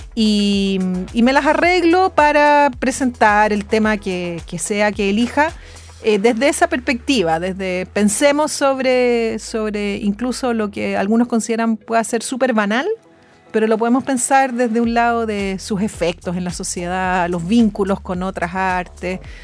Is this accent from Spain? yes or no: no; Chile; cómo somos los chilenos